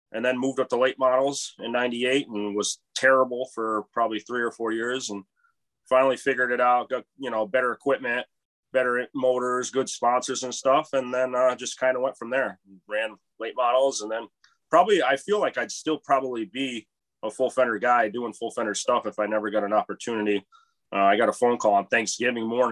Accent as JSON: {"language": "English", "town": "Stafford", "region": "Connecticut", "country": "United States", "tie": "born or raised there", "said": "And then I grew up in Stafford, lived in Stafford my whole life"}